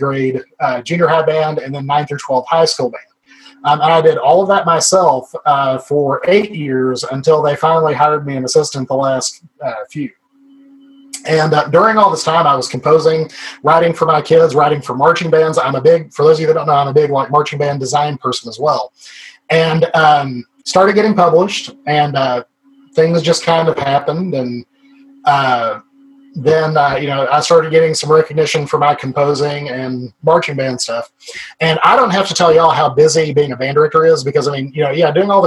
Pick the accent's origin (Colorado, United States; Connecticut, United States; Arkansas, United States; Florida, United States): Arkansas, United States; we are from Arkansas, and I'm very proudly from Arkansas